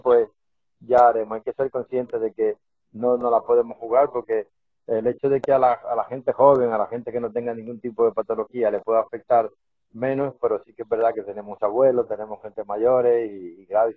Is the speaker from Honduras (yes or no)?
no; Dominican Republic; como buen isleño que soy de la República Dominicana